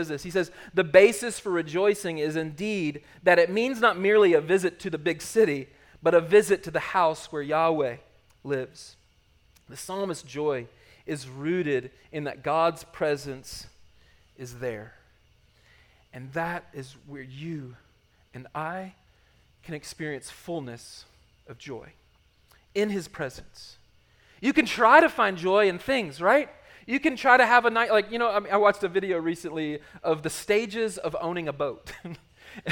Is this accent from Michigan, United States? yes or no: no; Charlotte, North Carolina, United States; born or raised there; moved away as an adult